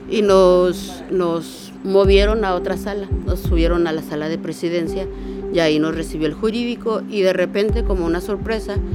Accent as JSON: {"language": "Spanish", "town": "Tijuana", "region": "Baja California", "country": "Mexico", "said": "soy de Tijuana"}